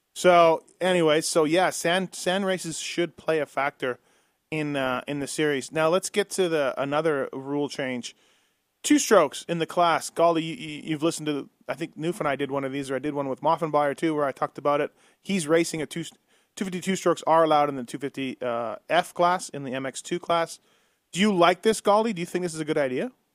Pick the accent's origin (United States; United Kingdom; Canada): Canada; I'm Canadian